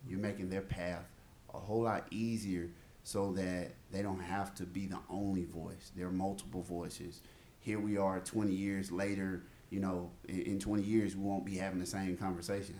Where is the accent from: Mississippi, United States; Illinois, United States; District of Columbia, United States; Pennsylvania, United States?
Mississippi, United States; I'm from the South. I'm from Mississippi.